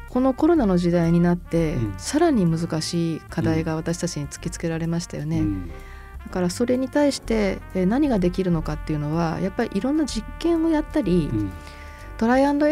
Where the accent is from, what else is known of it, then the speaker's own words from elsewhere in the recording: Fukuoka, Japan; 福岡生まれでよかったなと思ってますし、うん、すごく福岡愛してるので